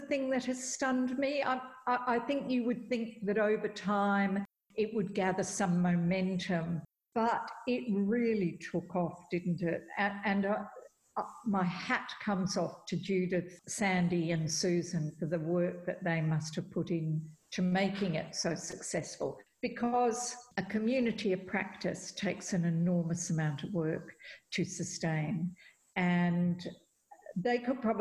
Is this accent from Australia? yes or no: yes; Perth, Western Australia, Australia; I'm from Perth, and we were both in Boston